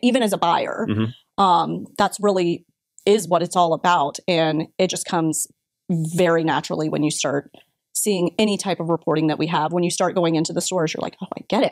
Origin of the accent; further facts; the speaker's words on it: Brandon, Florida, United States; I am a Florida girl I'm from Brandon, so born and raised here in the state of Florida